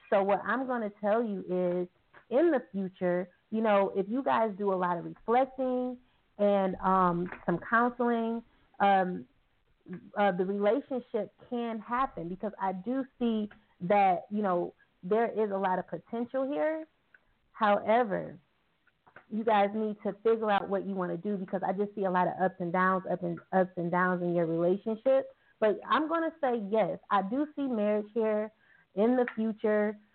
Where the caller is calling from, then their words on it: New York, United States; I'm calling from New York.